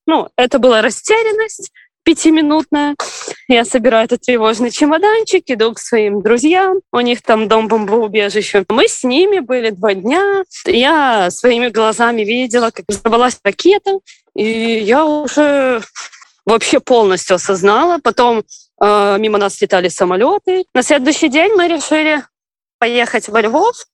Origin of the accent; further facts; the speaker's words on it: Belarus; moved away as an adult; now in Ukraine; родом я из Беларуси